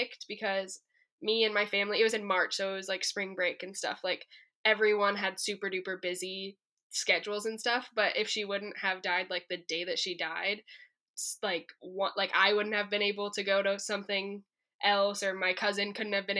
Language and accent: English; Colorado, United States; I'm from Colorado